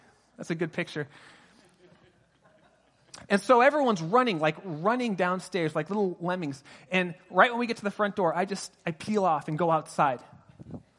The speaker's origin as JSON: {"language": "English", "town": "Pasadena", "region": "California", "country": "United States", "tie": "born or raised there", "moved": "yes", "lives_now": "Sonoma County, United States", "said": "I grew up in Pasadena and now I live in Sonoma County"}